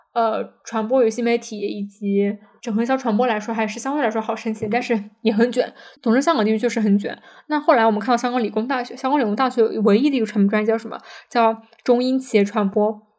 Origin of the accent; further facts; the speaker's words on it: China; 感觉就是这个学校想赚我们中国人的钱